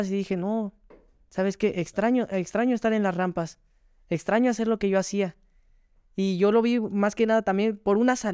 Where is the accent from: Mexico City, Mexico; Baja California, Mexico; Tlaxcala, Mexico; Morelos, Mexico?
Mexico City, Mexico; now in Nayarit, Mexico; Así es, de la delegación Miguel Hidalgo.